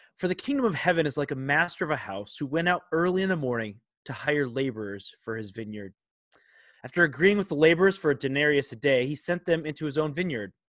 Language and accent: English; Minnesota, United States; we are Vikings fans growing up in Minnesota